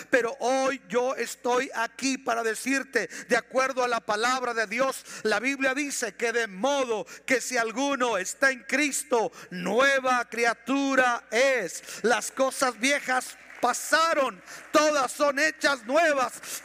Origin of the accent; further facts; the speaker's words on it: Ciudad Juárez, Chihuahua, Mexico; vivíamos en la colonia Bellavista, por eso casi casi nací en El Paso